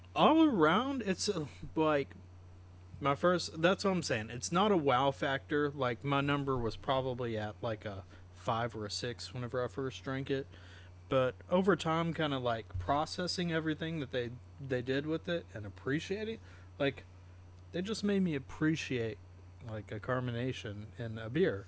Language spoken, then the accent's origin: English; the South, United States; growing up in the South